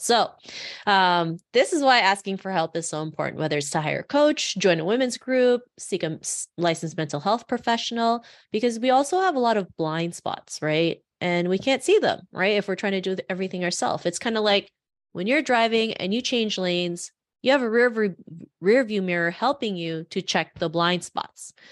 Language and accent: English; Toronto, Ontario, Canada; growing up in Toronto